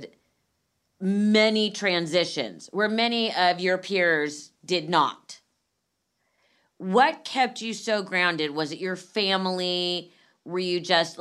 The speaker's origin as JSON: {"language": "English", "town": "Los Angeles", "region": "California", "country": "United States", "tie": "born or raised there", "said": "I went to Marlboro and then finished at Buckley."}